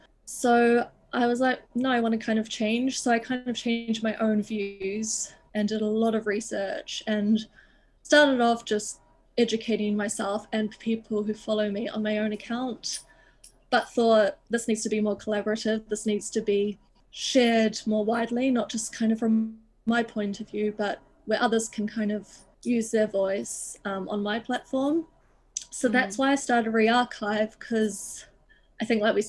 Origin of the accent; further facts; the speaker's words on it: Auckland, New Zealand; moved away as an adult; now in London, United Kingdom; I grew up like in Auckland, but our house and kind of where I lived was on the outskirts, like in the mountain ranges.